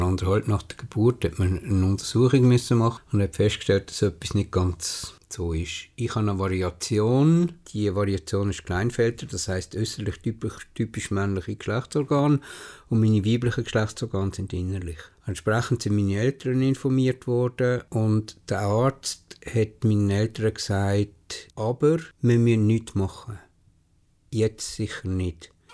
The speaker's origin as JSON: {"language": "German", "region": "Bern", "country": "Switzerland", "tie": "born or raised there", "said": "Ich bin in Bern geboren, im Frauenspital"}